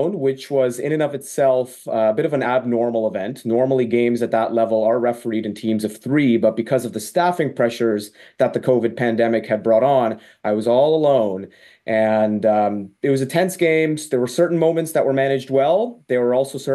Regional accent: York Region, Ontario, Canada; my hometown in York Region, Ontario

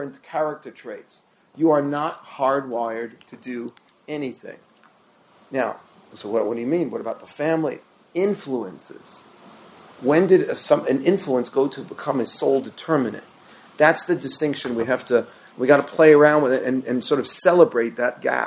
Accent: New York City, New York, United States; I grew up in Queens, New York, in the 70s.

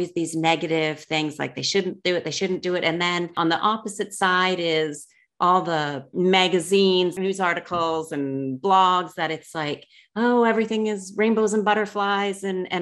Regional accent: Canada; moved away; I'm from Canada

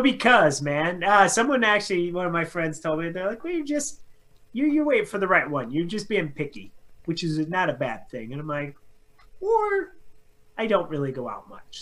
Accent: Carson City, Nevada, United States; moved away; also born or lived in Denver; growing up in Carson City and then moving to like Denver

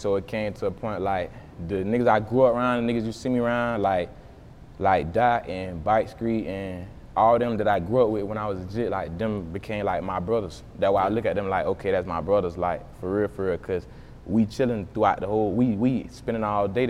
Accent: Jacksonville, Florida, United States; I was born in Jacksonville, Florida, though. So why I say I'm from Jacksonville

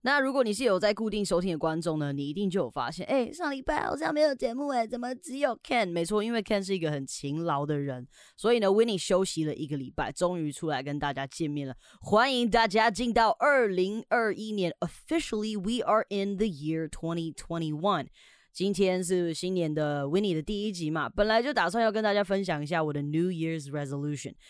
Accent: Taiwan; 然后再加上我们台湾人呢，其实还是相对的保守啦

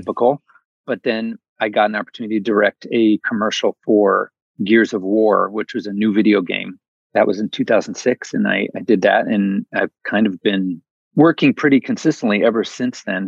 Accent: Midwest, United States; moved away as an adult; also born or lived in New York City / West Coast; I grew up in the Midwest

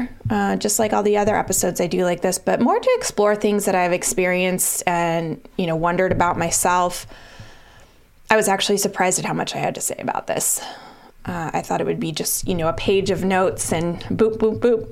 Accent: Colorado, United States; moved away as an adult; now in Boston, United States; I moved from Colorado to Boston when I graduated from college.

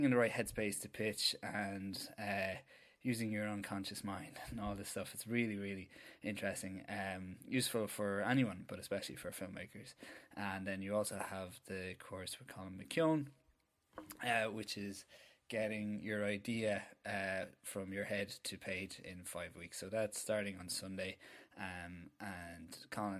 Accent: Ireland; as Irish writers

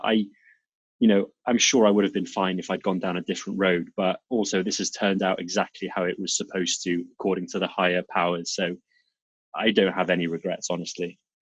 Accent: South Wales, United Kingdom; accent: Welsh; moved away as an adult; also born or lived in Serbia / North of England; now in Lisbon, Portugal; most of my most of my life in two cities in in South Wales

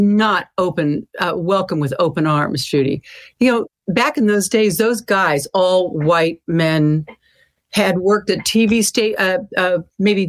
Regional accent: Sacramento, California, United States; my hometown of Sacramento.

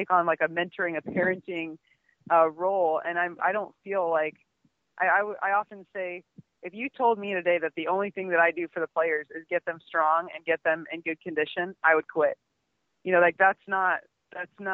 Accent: Omaha, Nebraska, United States; I'm from Nebraska, from Omaha

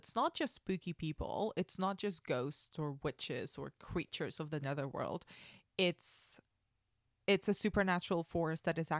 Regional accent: Spain; yes, I'm a basic white girl, but I grew up in Spain. I don't look Spanish.

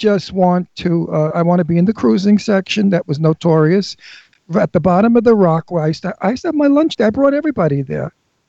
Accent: New York, United States; I'm a New Yorker.

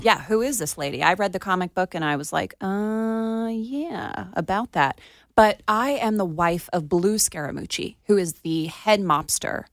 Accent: Plantation, Florida, United States; my hometown in Plantation

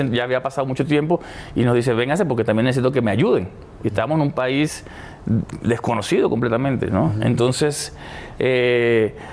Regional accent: Argentina; also born or lived in Puerto Rico; siempre he dicho que soy un puertorriqueño que nació en Argentina. porque

